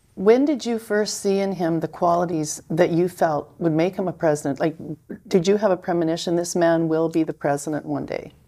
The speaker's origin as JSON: {"language": "English", "country": "Canada", "said": "I'm a Canadian, so I'm observing this from, in Canada"}